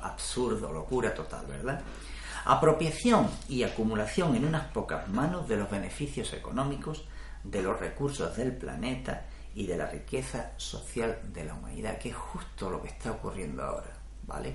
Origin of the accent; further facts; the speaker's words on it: Spain; el mío, España